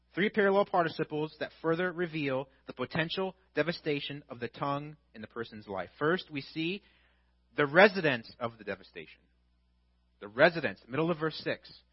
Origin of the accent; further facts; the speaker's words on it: Illinois, United States; because I'm from Illinois